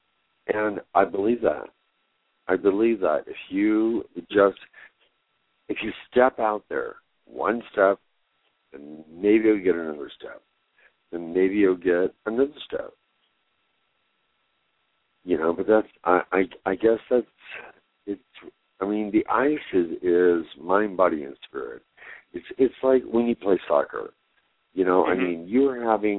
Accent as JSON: {"language": "English", "town": "Greeley", "region": "Colorado", "country": "United States", "tie": "born or raised there", "also_born_or_lived": "Cañon City, Colorado", "lives_now": "Denver, United States", "said": "I was born in Greeley"}